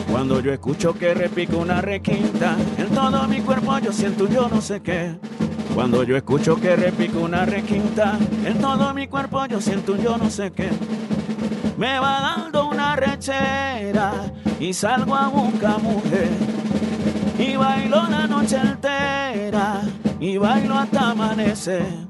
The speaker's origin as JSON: {"language": "Spanish", "area": "San Juan region", "region": "Chocó", "country": "Colombia", "also_born_or_lived": "Quibdó / Juradó", "moved": "as an adult", "lives_now": "Bahía Solano, Colombia", "said": "Somos de raíces del San Juan, Ismina, Andagoya, Condoto"}